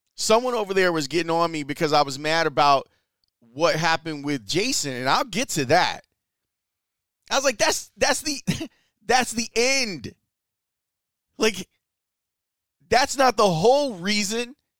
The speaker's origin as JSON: {"language": "English", "town": "Chicago", "region": "Illinois", "country": "United States", "tie": "born or raised there", "also_born_or_lived": "Kenwood, Chicago / Hyde Park, Chicago / Woodlawn, Chicago", "said": "I grew up in Roseland."}